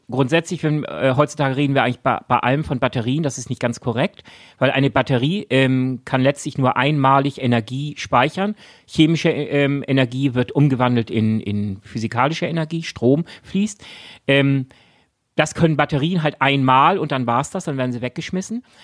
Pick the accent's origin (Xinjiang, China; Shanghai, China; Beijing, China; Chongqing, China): Shanghai, China; Ach, in Shanghai, in meiner, du hast recht, Shanghai. meiner alten Heimatstadt ah, Shanghai.